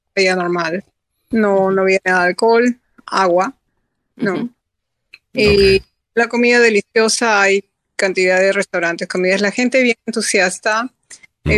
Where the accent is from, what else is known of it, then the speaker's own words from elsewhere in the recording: Peru; now in United States; soy americana legalmente, pero yo soy peruana.